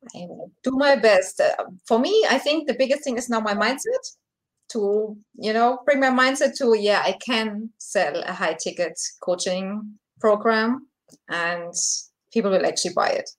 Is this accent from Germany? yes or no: yes; Germany; I'm from Germany, so it's quite late over here.